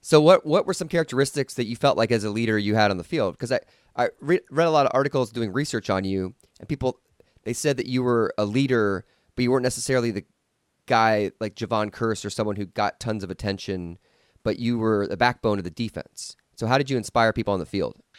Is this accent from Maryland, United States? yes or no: no; Los Angeles, California, United States; my hometown of Los Angeles